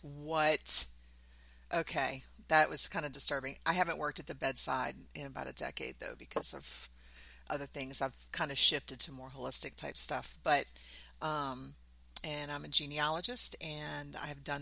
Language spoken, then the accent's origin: English; New Orleans, Louisiana, United States; moved away as an adult; also born or lived in Southern Mississippi; now in Virginia, United States; I'm from New Orleans. I grew up in New Orleans. I've lived in New Orleans for probably 90% of my life